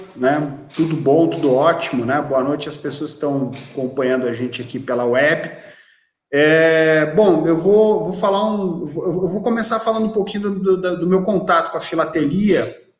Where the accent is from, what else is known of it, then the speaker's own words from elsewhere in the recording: Joinville, Santa Catarina, Brazil; now in São Bento do Sul, Brazil; eu sou natural de Joinville, moro em São Bento do Sul, em Santa Catarina, mas sou natural de Joinville